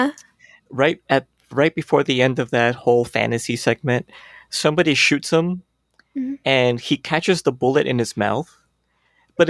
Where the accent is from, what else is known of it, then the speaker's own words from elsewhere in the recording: California, United States; I grew up in California